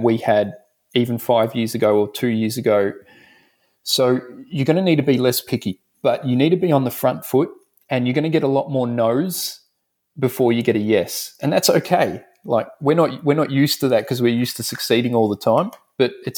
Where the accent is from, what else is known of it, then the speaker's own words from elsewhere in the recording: Dandenong, Victoria, Australia; So I grew up in Dandenong, if anyone knows Melbourne. So I'm from Melbourne, Australia.